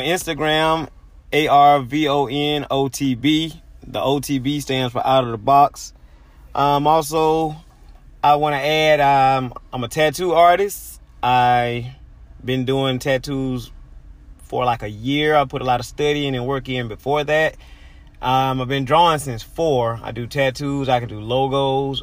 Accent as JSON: {"language": "English", "town": "Albany", "region": "Georgia", "country": "United States", "said": "I'm from Albany, Georgia"}